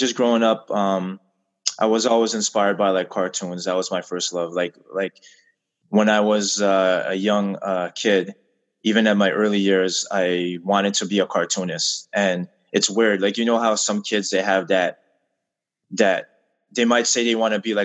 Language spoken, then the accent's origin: English; Montreal, Quebec, Canada; born and raised in Montreal